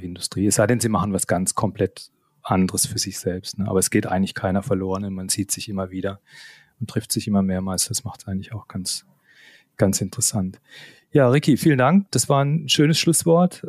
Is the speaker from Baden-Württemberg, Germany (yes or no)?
yes; Karlsruhe, Baden-Württemberg, Germany; Ich bin gebürtig aus Karlsruhe. Man hört es auch, glaube ich, immer noch so ein bisschen den, den Zungenschlag